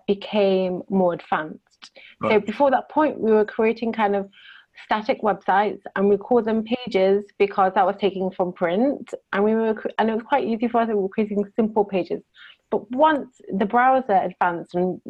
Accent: Manchester, North West England, United Kingdom; moved away as an adult; now in Israel; I'm originally from the UK, from Manchester

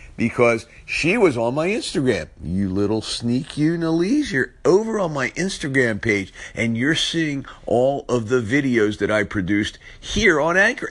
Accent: Philadelphia, Pennsylvania, United States; accent: South Philly; my South Philly accent

